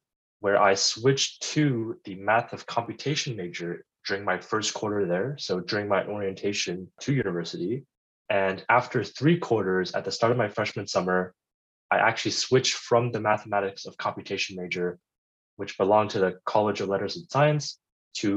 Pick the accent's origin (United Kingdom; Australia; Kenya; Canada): Canada; Ottawa, Ontario; moved away as an adult; now in Los Angeles, United States; I am Canadian. I grew up in Ottawa. It's also where I went to high school